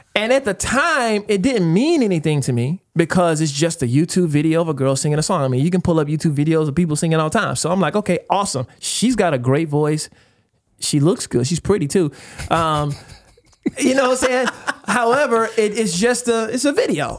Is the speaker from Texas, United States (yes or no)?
yes; East Texas, United States; we are Texans, man. Like, we grew up in East Texas